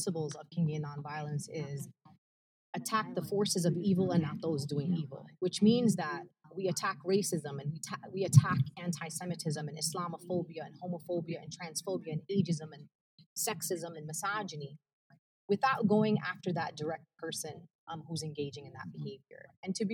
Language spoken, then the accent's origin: English; New York City, New York, United States; first language Arabic; English is a second language; I'm from Brooklyn